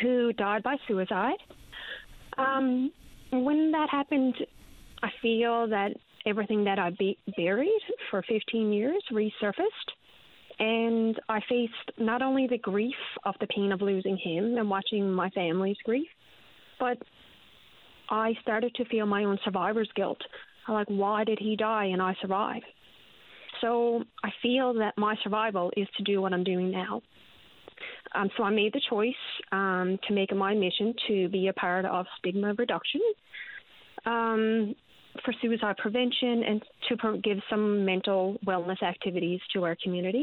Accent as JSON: {"language": "English", "town": "Placentia", "region": "Newfoundland and Labrador", "country": "Canada", "tie": "born or raised there", "said": "I grew up in Placentia"}